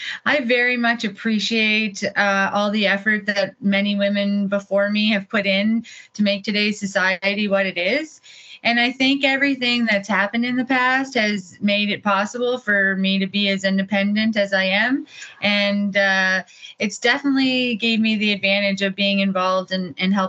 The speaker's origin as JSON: {"language": "English", "town": "Perry Settlement", "region": "New Brunswick", "country": "Canada", "said": "I am from Perry Settlement, New Brunswick"}